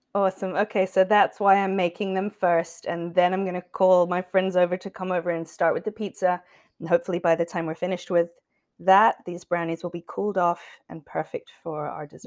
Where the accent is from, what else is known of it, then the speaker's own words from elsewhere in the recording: England, United Kingdom; now in United States; an English person